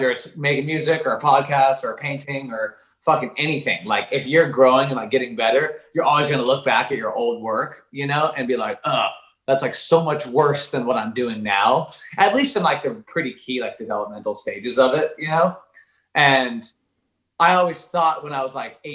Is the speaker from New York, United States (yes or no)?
no; Oregon, United States; moved away as an adult; now in Los Angeles, United States; I grew up in Oregon and was there for 24 years until now. And I literally just moved